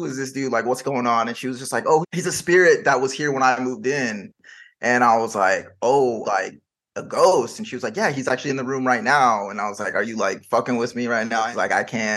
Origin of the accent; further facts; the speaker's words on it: Bay Area, California, United States; also born or lived in Los Gatos / San Jose; I grew up in the Bay Area